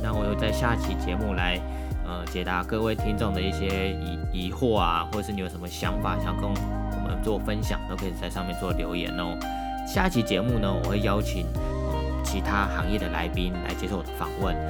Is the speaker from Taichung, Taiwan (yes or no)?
no; Miaoli County, Taiwan; moved away as an adult; also born or lived in Taipei; 我是出生在苗栗国的一个客家子弟，土生土长的苗栗人。我在大学之前都在苗栗念书，然后大学硕士就到台北去念书